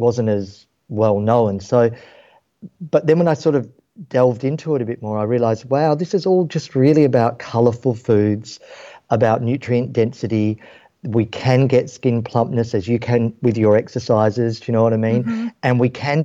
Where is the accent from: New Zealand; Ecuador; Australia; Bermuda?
Australia; Western Australia; Growing up in Australia, and Western Australia in particular